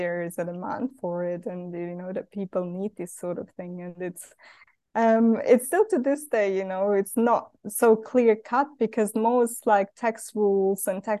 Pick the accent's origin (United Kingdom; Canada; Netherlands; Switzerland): Switzerland; English is a second language; I grew up in Switzerland, a lot of people from my hometown where I grew up had taken a sabbatical to go and travel, and I never did.